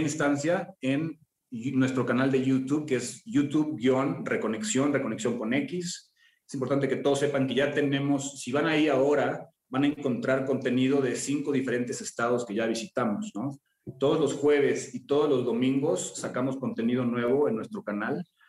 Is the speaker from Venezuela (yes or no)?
no; San Miguel de Allende, Guanajuato, Mexico; moved away; crecí en San Miguel de Allende